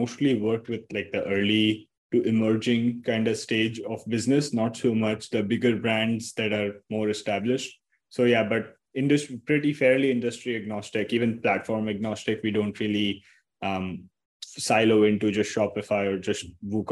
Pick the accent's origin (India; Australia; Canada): India; Mumbai, Maharashtra; I'm from Mumbai, India.